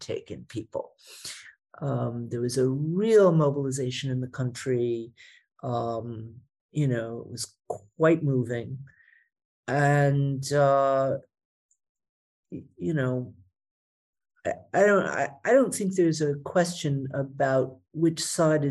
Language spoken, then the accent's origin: English; United States; moved away as an adult; now in Germany; as somebody who grew up as an American, you know, at the tail end of the Cold War